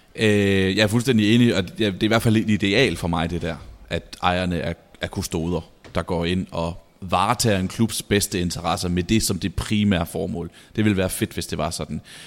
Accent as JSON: {"language": "Danish", "town": "Vejle", "region": "Southern Denmark", "country": "Denmark", "moved": "yes", "said": "Vejle, hvor jeg kommer fra"}